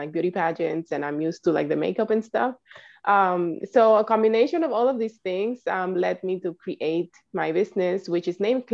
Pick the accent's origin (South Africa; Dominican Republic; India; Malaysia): Dominican Republic; now in New York City, United States; I am originally from the Dominican Republic